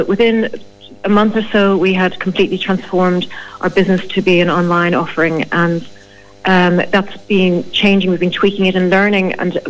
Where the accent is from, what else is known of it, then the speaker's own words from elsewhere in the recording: Ireland; Well, we are Irish.